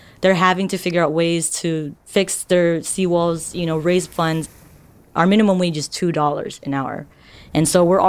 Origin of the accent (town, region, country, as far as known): Marshall Islands